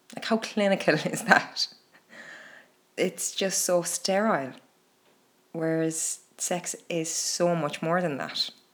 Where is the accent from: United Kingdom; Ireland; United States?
Ireland; here in Ireland. Growing up in Catholic Ireland